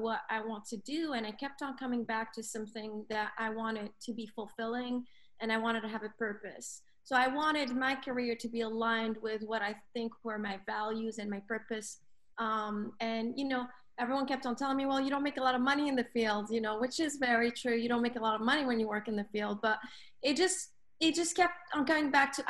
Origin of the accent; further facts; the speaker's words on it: Lebanon; also born or lived in Africa; So I grew up in Africa, right? I'm Lebanese, but I grew up in Africa for probably, I would say, anywhere between 12 to 14 years, if I remember.